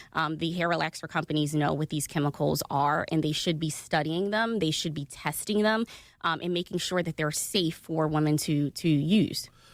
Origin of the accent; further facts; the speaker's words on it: Philadelphia, Pennsylvania, United States; West Philly right near 61st and Market